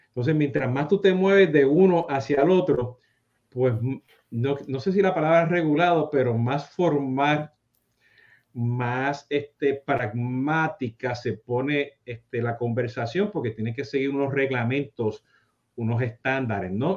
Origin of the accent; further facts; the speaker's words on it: Puerto Rico; now in South Florida, United States; yo siendo boricua